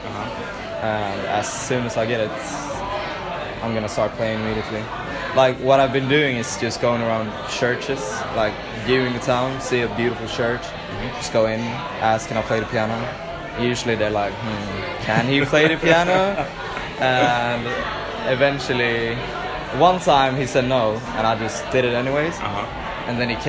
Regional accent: Gothenburg, Västra Götaland, Sweden; moved away as an adult; To Sweden, to my hometown, Gothenburg.

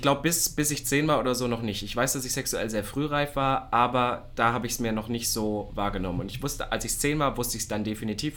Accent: the East, eastern Germany, Germany; bei uns im Osten

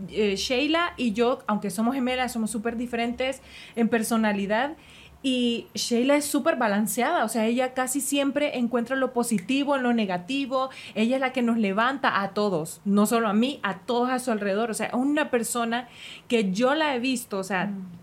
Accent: Honduras; moved away as an adult; now in Mexico; Y cuando nosotros nos fuimos de Honduras, nos fuimos a vivir a México.

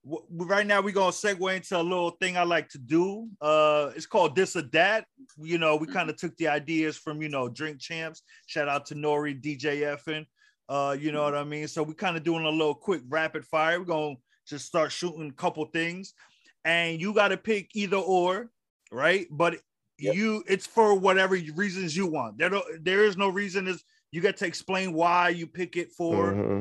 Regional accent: New York, United States; I'm from New York. Our dirt is brown.

